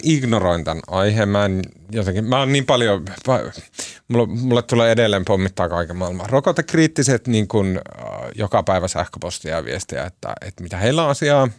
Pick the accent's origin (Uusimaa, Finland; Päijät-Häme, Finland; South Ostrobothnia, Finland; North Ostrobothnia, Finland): North Ostrobothnia, Finland; Oulu; also born or lived in Tampere; me ollaan sieltä Oulusta kotoisin